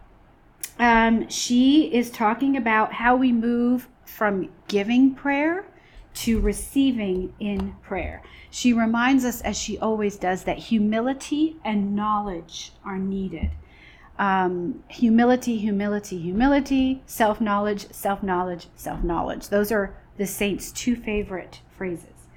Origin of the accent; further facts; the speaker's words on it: New York, United States; moved away; I'm originally from New York